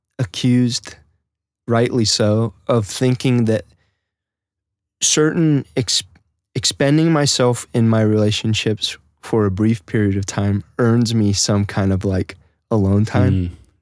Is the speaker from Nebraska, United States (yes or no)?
yes; Nebraska, United States; especially we were in Nebraska, you know, basically stuck in my hometown.